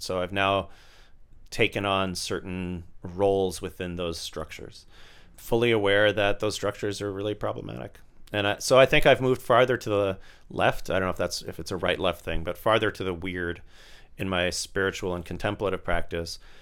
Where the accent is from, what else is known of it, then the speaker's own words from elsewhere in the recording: Tampa, Florida, United States; moved away; I grew up in Tampa, Florida